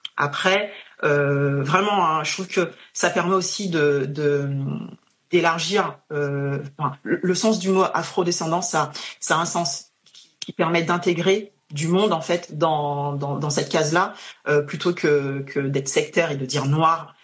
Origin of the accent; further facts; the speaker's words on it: Guadeloupe; now in France; Je suis guadeloupéenne